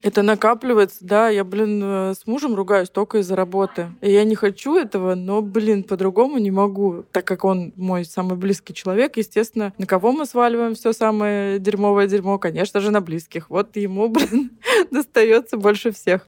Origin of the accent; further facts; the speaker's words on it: Ukraine; also born or lived in Zelenograd; now in Moscow, Russia; я вообще из деревни. Я родилась на Украине, я украинская девочка, которая, блин, умеет топить печку